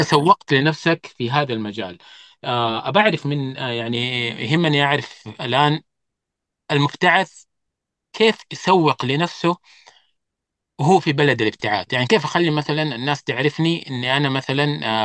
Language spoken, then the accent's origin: Arabic; Saudi Arabia